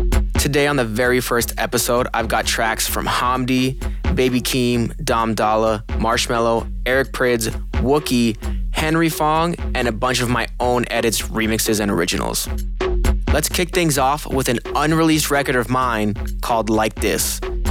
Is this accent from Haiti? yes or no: yes; Haiti; also born or lived in Pennsylvania / Miami; now in Los Angeles, United States; I'm originally from Pennsylvania. I grew up in Haiti, moved to Miami, and now I'm also in LA.